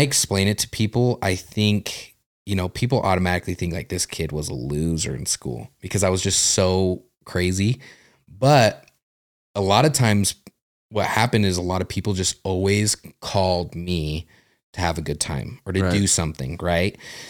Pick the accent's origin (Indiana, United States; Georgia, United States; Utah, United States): Utah, United States; also born or lived in New Mexico; Well, I was born in New Mexico, quickly moved to here to Utah.